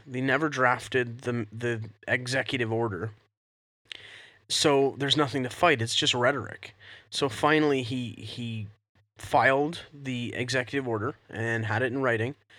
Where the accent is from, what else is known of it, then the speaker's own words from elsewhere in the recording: Canada; we're Canadian